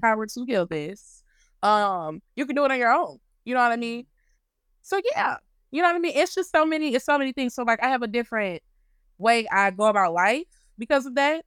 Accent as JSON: {"language": "English", "region": "Louisiana", "country": "United States", "said": "I'm from Louisiana"}